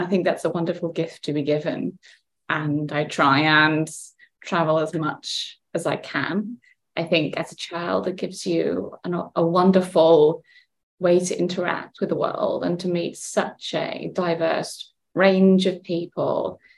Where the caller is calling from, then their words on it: Accra, Greater Accra, Ghana; So I am in Accra, Ghana. It's 40 degrees and it is beautiful.